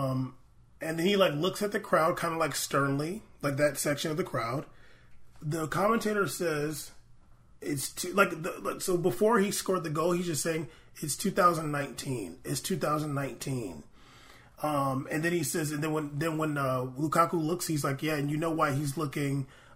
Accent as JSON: {"language": "English", "country": "United States", "said": "We're American."}